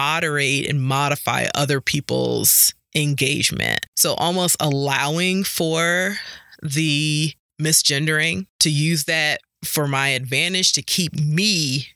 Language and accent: English; New York City, New York, United States; moved away; growing up in Harlem and in New York